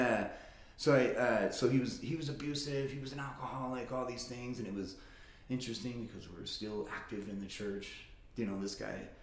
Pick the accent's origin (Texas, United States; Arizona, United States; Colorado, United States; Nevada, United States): Nevada, United States; Las Vegas; moved away as an adult; now in Reno, United States; I'm born and raised in Vegas